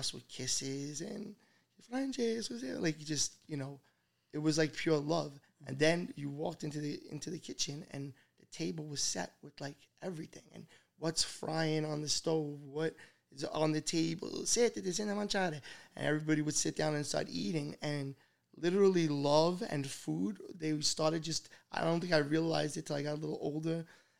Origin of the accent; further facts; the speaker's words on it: New York City, New York, United States; growing up in Brooklyn